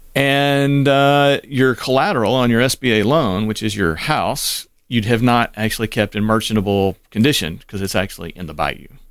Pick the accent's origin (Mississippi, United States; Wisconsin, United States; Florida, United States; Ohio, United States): Mississippi, United States; Waynesboro; also born or lived in Cleveland, Mississippi / Memphis, Tennessee / Asheville, North Carolina / Laurel, Mississippi; Waynesboro is it where he ended up, and I spent most of my formative years.